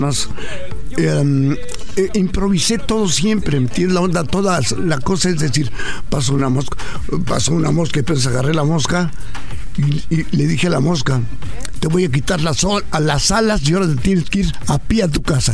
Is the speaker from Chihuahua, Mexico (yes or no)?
yes; Ciudad Juárez, Chihuahua, Mexico; Nací, nací en Ciudad Juárez, Chihuahua, en el año de 1931.